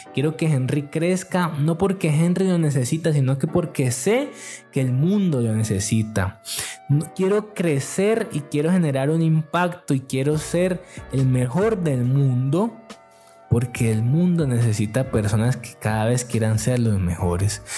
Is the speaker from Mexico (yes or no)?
no; Yumbo, Valle del Cauca, Colombia; Jumbo, que de donde yo soy y donde yo vivo y me he desarrollado.